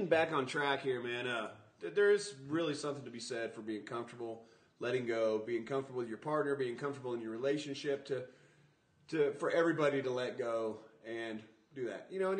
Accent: Phoenix, Arizona, United States; It's cold where I'm from. I'm from Phoenix.

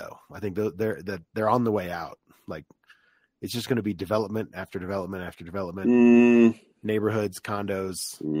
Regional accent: Orlando, Florida, United States; moved away; growing up in Florida, like I knew what the sticks was, you know, like I knew what rural Florida looked like compared to, you know, my very suburban upbringing in Orlando.

